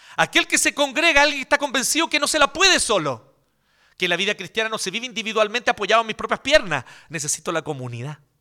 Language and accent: Spanish; Chile; also born or lived in Brazil; nosotros aquí en Chile